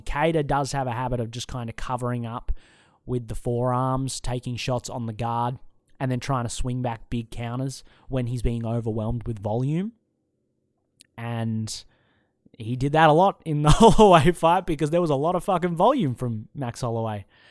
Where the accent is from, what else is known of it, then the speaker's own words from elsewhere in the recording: Australia; accent: Australian; I'm an Australian